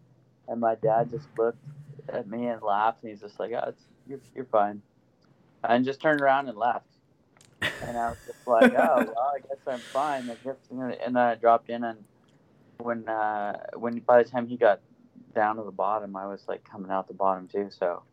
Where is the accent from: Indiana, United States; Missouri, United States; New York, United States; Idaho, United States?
Idaho, United States; Sandpoint; I grew up in Sandpoint, Idaho.